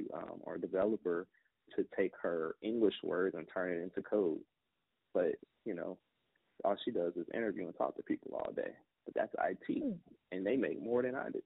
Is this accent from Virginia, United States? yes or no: yes; Newport News, Virginia, United States; I was born and raised in Newport News